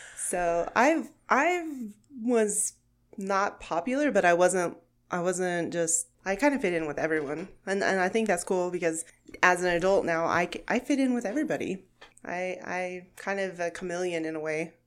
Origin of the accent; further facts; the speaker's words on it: Gage, Oklahoma, United States; moved away as an adult; now in Sterling, Kansas, United States; I am from Gage, Oklahoma, which is a very small town